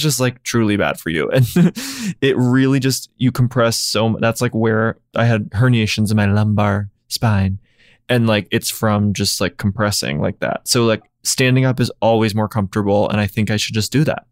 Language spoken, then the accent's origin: English; Nashville, Tennessee, United States; I grew up in Nashville